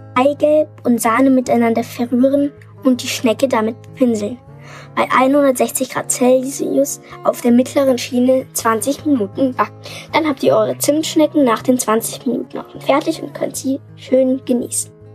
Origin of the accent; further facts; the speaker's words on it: Munich, Bavaria, Germany; ich komme aus München und bin neun Jahre alt.